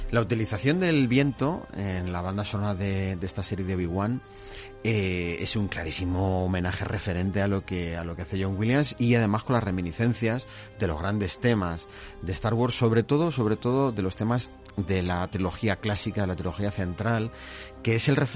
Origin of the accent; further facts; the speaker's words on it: Basque Country, Spain; Y para adentro, que soy vasco.